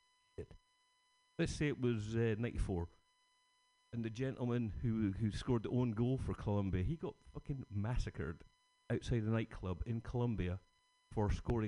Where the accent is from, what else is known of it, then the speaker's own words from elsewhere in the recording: Scotland, United Kingdom; Being Scottish